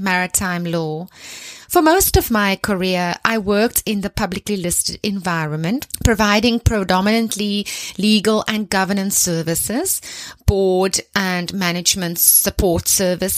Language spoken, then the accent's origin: English; South Africa; I am South African. I was born in a small town into a big family, and I was raised in a religious home